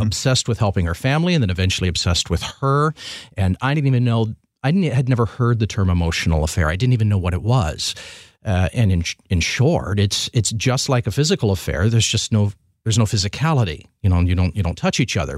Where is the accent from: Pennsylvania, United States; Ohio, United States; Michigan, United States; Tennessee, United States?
Michigan, United States; Milan; I grew up south of Ann Arbor, little town of Milan